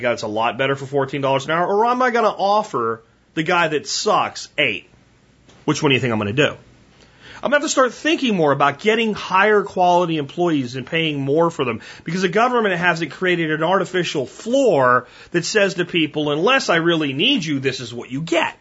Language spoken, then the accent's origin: English; Pottsville, Pennsylvania, United States; growing up in Pottsville, Pennsylvania, at 16